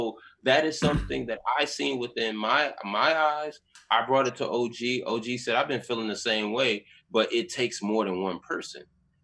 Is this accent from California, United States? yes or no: no; Detroit, Michigan, United States; now in Atlanta, United States; I'm from Detroit, right? I love my city. I do, right? I'm currently living in Atlanta, right?